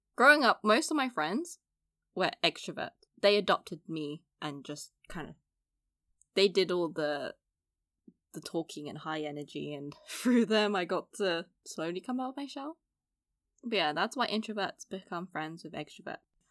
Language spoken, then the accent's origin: English; London, United Kingdom; I grew up in East London, so, you know, fairly multicultural.